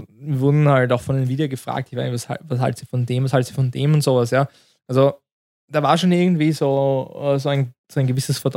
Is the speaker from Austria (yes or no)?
yes; Austria; Ja, wir sind aus Österreich und alles ist Fakt